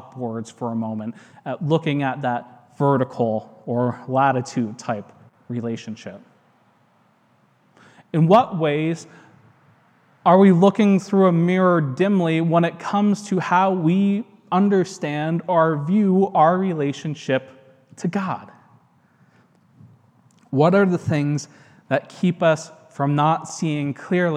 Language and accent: English; United States; I'm American. I'm happy to live here.